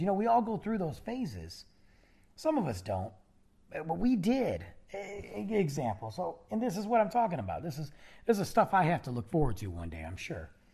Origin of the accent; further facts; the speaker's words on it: South Lyon, Michigan, United States; moved away; the old days of, of South Lyon and, and growing up in high school, 'cause we all went to the same school together